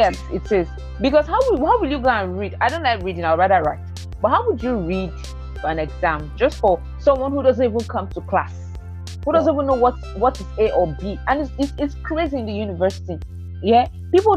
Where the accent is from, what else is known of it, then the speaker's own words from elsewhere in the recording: Lagos, Nigeria; moved away as an adult; also born or lived in Eastern Nigeria; I was born and brought up in Lagos, but we relocated to the East 2012.